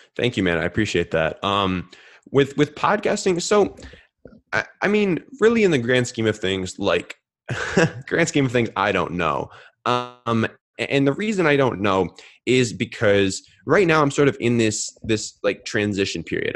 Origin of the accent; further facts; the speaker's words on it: Minneapolis, Minnesota, United States; I grew up in Minneapolis, Minnesota